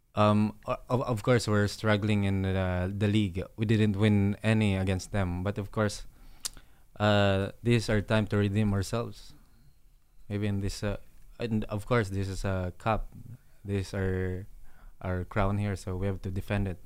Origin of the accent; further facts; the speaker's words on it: Iloilo City, Western Visayas, Philippines; moved away; I'll go back to Iloilo, um, um, you know, make an academy or to give back to my hometown